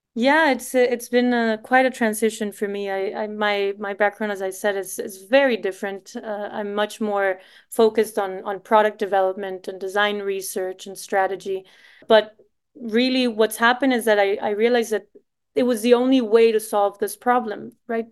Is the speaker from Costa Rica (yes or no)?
yes; Costa Rica; moved away as an adult; also born or lived in Savannah, United States / Boston, United States; I'm Costa Rican.